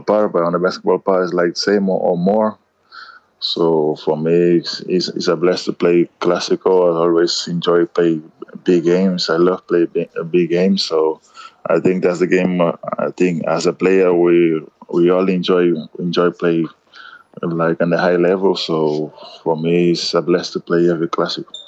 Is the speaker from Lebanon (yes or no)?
no; Cape Verde; English is a second language; now in Madrid, Spain; I come from Cape Verde